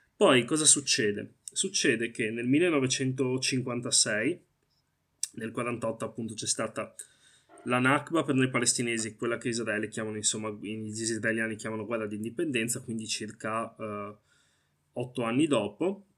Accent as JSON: {"language": "Italian", "country": "Italy", "tie": "born or raised there", "said": "sono nato qui, i miei genitori sono insomma arrivati in Italia negli anni 80"}